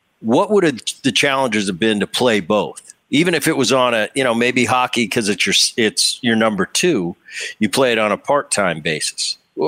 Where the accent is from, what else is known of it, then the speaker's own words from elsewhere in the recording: New Jersey, United States; I grew up before high school. I grew up in Jersey.